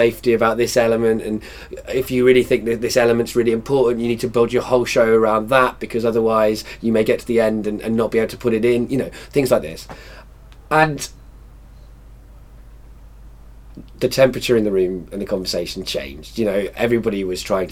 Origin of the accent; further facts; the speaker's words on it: Wales, United Kingdom; also born or lived in England; Having lived in Wales for a lot of my life and being English